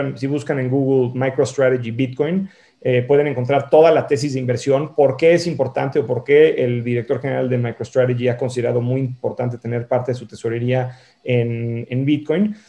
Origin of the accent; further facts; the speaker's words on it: Mexico; moved away as an adult; also born or lived in San Francisco, United States / Boston, United States; yo soy mexicano, viví en México, ah, eh, crecí, viví en México hasta los 18 años, luego me fui a vivir fuera